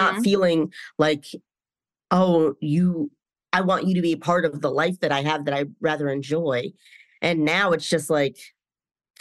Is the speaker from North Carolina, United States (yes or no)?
yes; North Carolina, United States; moved away; I'm from North Carolina